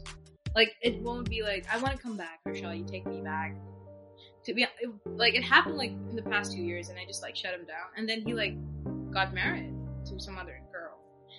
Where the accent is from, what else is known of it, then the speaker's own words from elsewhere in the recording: India; first language Hindi; English is a second language; moved away as an adult; now in Boston, United States; I am originally from India, and I am a pharmacist in India, so I completed my bachelor's in pharmacy in India. I am 26 years old, and I moved to Boston in 2020 September amidst the COVID situation.